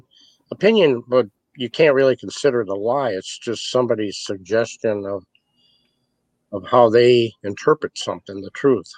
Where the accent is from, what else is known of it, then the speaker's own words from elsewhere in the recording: Muskegon, Michigan, United States; also born or lived in Detroit, Michigan; I hail and I live in Michigan. I was born in Detroit, raised in Muskegon. I live north of Muskegon now